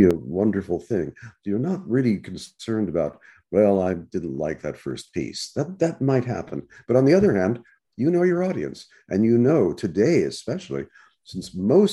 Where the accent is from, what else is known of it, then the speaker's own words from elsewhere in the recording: Los Angeles, California, United States; growing up in Los Angeles